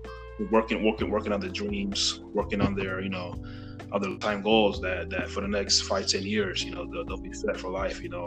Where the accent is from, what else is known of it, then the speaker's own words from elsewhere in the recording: New York, United States; I'm from New York